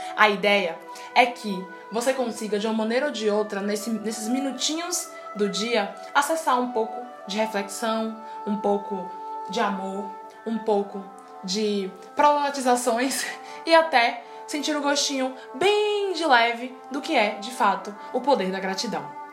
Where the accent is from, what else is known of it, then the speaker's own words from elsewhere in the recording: Salvador, Bahia, Brazil; sou de Salvador, Bahia